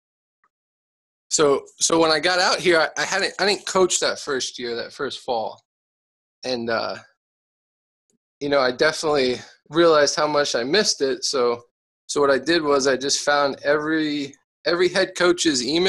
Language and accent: English; Emmaus, Pennsylvania, United States; moved away as an adult; now in Las Vegas, United States; I grew up in Emmaus, Pennsylvania. That's where I went to high school